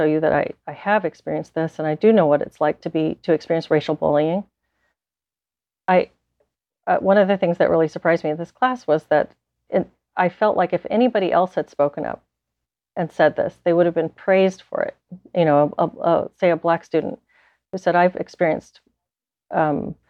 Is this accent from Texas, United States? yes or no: yes; South Texas, United States; I grew up in South Texas